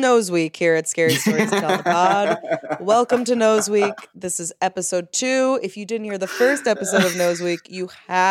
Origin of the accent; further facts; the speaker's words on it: Ireland; moved away as an adult; now in London, United Kingdom; I'm emailing from London after moving over from Ireland.